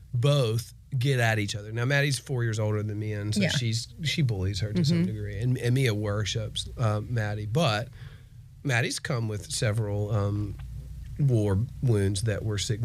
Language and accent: English; Charlotte, North Carolina, United States; now in Atlanta, United States; I grew up in Charlotte, but we moved here to Atlanta in the 80s.